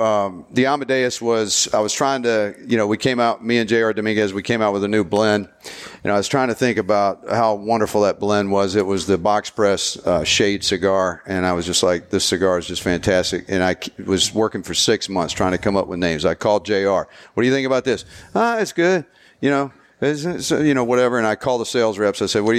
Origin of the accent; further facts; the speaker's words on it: the South, United States; accent: Southern; Yeah, I'm the only Southern guy with the accent on the whole.